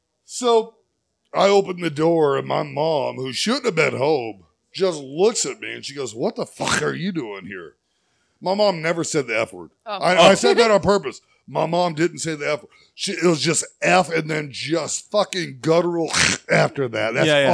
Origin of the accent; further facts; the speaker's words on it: Texas, United States; I'm from Texas, and I grew up in the late 80s, early 90s.